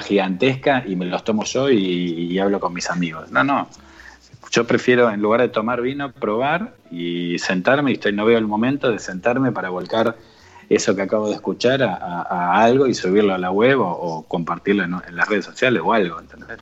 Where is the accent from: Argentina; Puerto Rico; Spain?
Argentina; somos de Argentina